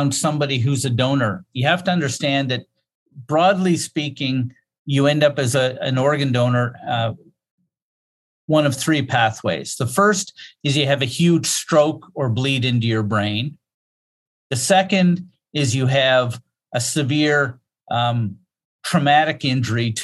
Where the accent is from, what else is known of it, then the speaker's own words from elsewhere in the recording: Nova Scotia, Canada; also born or lived in Saskatchewan; I'm from Nova Scotia. I work here